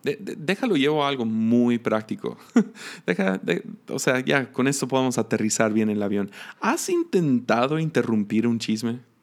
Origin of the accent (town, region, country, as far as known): Mexico